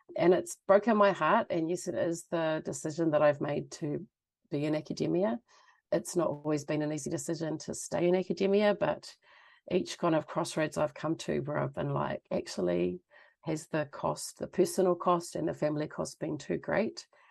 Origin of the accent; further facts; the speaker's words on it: Auckland, New Zealand; moved away as an adult; now in Canada; I grew up mostly in Auckland